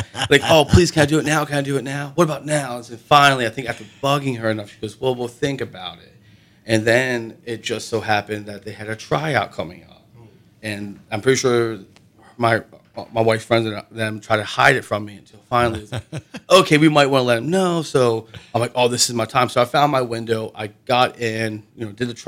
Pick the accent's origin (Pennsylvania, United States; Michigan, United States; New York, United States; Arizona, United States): Pennsylvania, United States; Seven Valleys; moved away; Seven Valleys, which is like my hometown